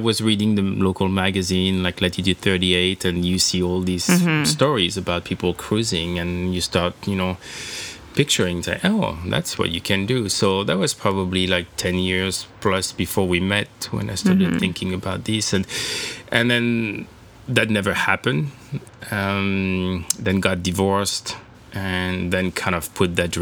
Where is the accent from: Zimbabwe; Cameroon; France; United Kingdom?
France; Brittany; also born or lived in San Francisco Bay, United States; now in United States; I come from Brittany, northwest part of France. It's very it's surrounded by the coast, and so there's a lot of fishing and sailing. And when I grew up, there